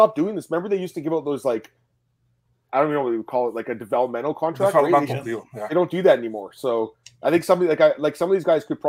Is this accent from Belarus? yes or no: no; Canada; As a Canadian